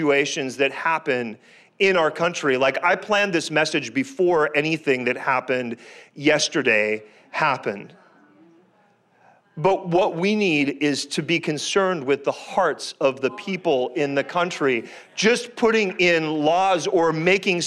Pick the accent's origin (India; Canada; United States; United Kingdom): Canada; I'm Canadian by birth